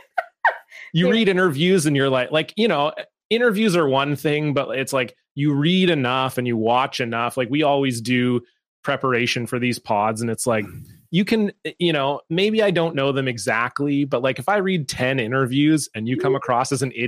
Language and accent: English; Toronto, Ontario, Canada; now in Vancouver, Canada; I grew up in Toronto